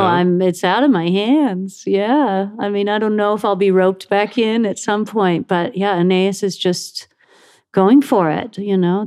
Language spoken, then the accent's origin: English; Buffalo, New York, United States; I grew up in Buffalo